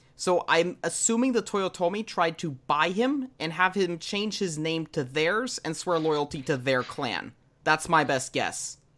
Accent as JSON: {"language": "English", "region": "Texas", "country": "United States", "tie": "born or raised there", "said": "I am born and raised in Texas"}